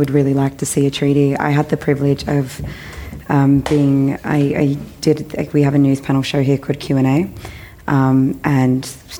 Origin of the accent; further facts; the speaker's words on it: Australia; It's what I love about being Australian, to be honest